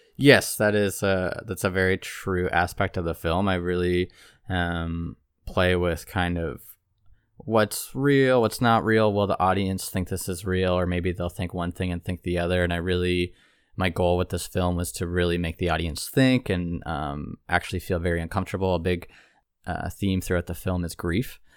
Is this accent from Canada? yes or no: yes; Toronto, Ontario, Canada; moved away; I'm originally from Toronto, Ontario